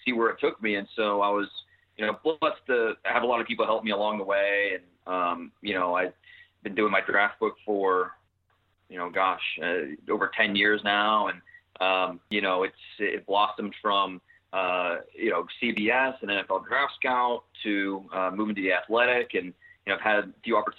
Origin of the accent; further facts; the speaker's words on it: Northeast Ohio, United States; Growing up in Northeast Ohio